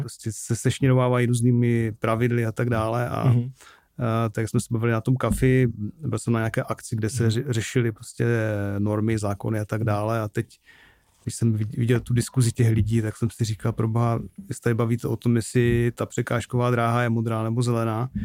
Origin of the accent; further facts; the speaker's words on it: Bohumín, Moravian-Silesian Region, Czechia; accent: Ostrava; also born or lived in Ostrava / Prague; já jsem vyrostl v Bohumí